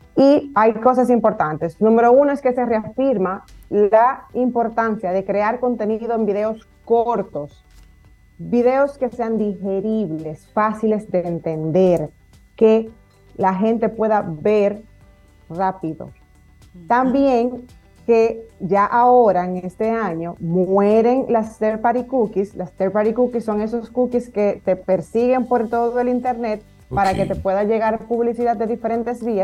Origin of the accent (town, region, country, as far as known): Dominican Republic